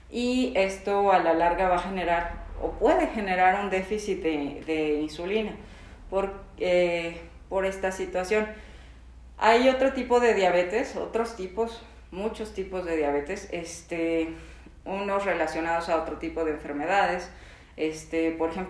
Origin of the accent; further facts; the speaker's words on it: Mexico; si mis papás, por ejemplo, tuvieron diabetes tipo 2 y aparte soy mexicano, este, tengo mayor predisposición a tener